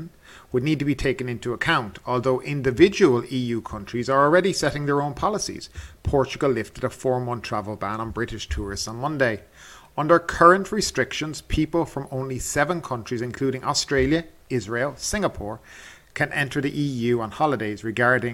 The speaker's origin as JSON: {"language": "English", "country": "Ireland", "moved": "yes", "said": "my home country of Ireland"}